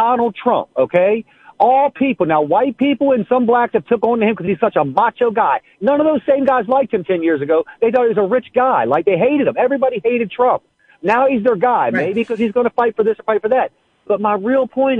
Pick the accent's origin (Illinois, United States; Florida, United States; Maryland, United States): Maryland, United States; Prince George's County; now in St. Mary's County, Maryland, United States; grew up in Prince George's County, Maryland. I live in St. Mary's County now.